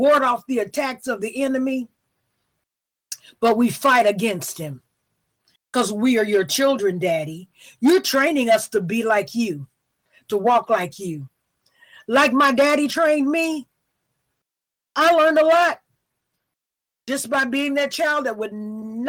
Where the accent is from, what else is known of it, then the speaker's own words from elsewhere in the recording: the South, United States; I'm from the South